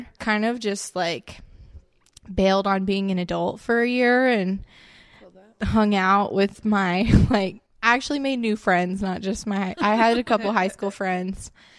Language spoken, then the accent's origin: English; West Palm Beach, Florida, United States; Okay, I'm from South Florida.